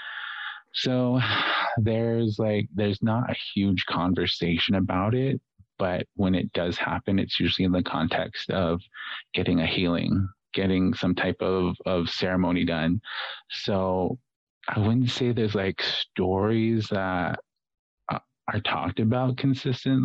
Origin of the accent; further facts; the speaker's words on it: Navajo Nation, United States; being Native American or being Navajo specifically